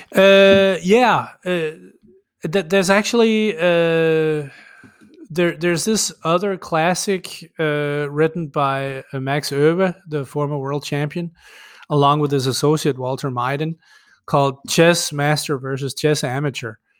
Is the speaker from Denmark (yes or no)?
yes; Denmark; first language Danish; English is a second language; Danish is my native language